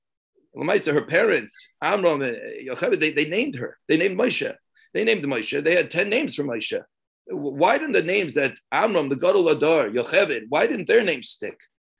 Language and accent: English; San Antonio, Texas, United States; I'm from San Antonio